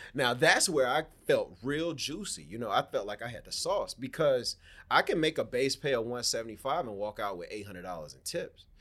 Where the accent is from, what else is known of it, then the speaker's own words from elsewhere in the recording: Miami, Florida, United States; I'm from Miami, Florida. Born and raised, man. Born and raised in the county of Dade